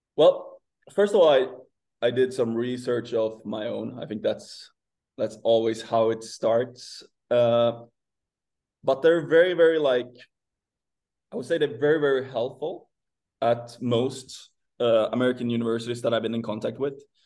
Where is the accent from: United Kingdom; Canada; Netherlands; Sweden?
Sweden; moved away as an adult; I'm from Sweden